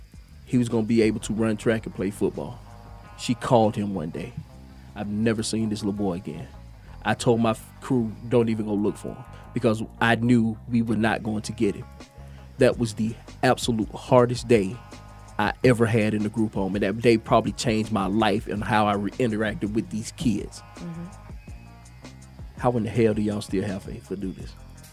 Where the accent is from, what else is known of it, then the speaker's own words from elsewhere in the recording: Atlanta, Georgia, United States; Atlanta, Georgia.